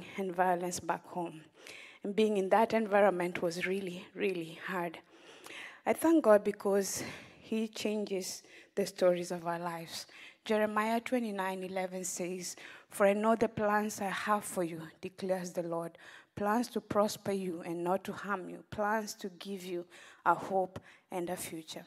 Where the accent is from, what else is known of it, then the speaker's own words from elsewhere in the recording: Western Kenya, Kenya; I grew up in Kenya, in a village in Western Kenya